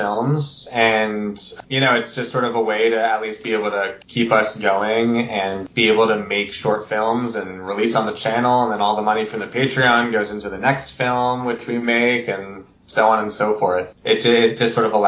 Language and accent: English; Massachusetts, United States; moved away; I'm from Massachusetts